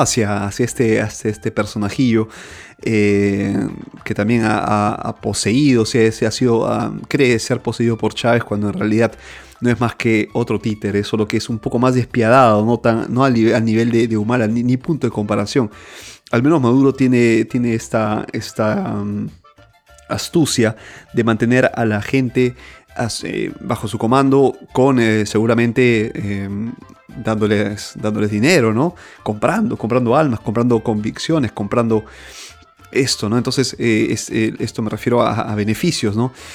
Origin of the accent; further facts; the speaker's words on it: Peru; moved away; estoy fuera de, del, Perú, en mi país.